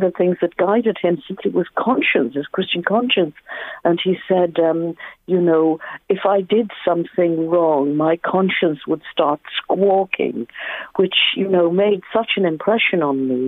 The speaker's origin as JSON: {"language": "English", "town": "Dublin", "region": "Leinster", "country": "Ireland", "tie": "born or raised there", "said": "growing up in Dublin myself, in Sandymount, which is Dublin 4"}